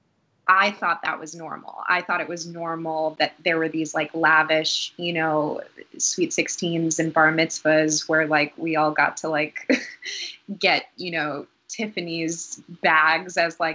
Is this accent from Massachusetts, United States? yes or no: yes; Newton, Massachusetts, United States; also born or lived in Boston, Massachusetts / Dorchester, Boston; around 7 or 8, we moved to a suburb called Newton, Massachusetts.